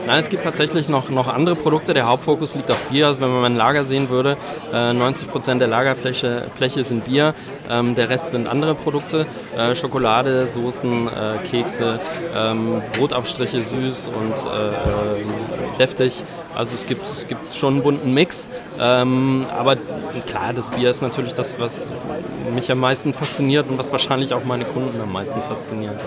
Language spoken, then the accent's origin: German; Wallonia, Belgium; first language German; moved away as an adult; now in Marktbreit, Germany; ich komme aus Belgien ursprünglich, wohne aber jetzt im schönen unterfränkischen Markt Breit